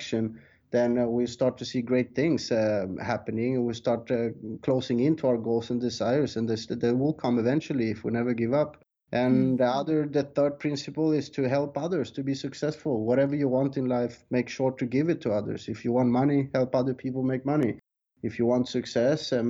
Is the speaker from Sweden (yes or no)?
yes; Sweden; moved away as an adult; also born or lived in South America; now in Thailand; I was born in South America but raised in Sweden. And I left Sweden when I was 20 years old